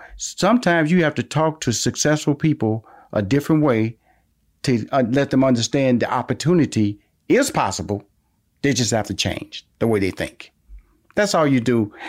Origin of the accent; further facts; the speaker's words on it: Houston, Texas, United States; I'm from Houston. You're from South Carolina. We're Texas and South Carolina. We're both from the South now.